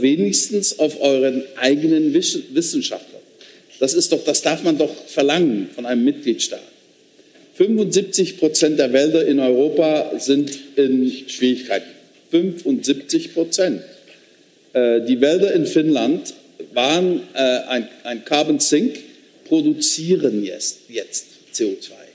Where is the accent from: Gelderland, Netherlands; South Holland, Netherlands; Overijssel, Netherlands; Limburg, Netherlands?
Limburg, Netherlands; accent: Limburgish; German is a second language; moved away; mein Dialekt gesprochen hat aus meiner Region, Limburgisch.